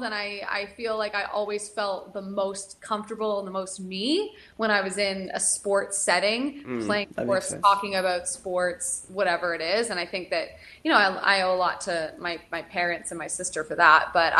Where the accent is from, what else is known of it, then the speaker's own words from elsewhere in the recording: Canada; just the environment being Canadian, hockey being so big here.